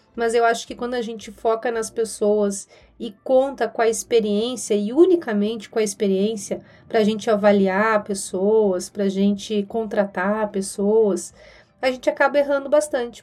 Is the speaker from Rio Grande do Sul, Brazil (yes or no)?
yes; Rio Grande do Sul, Brazil; moved away as an adult; now in São Paulo, Brazil; Sou gaúcha, moro aqui em São Paulo há seis anos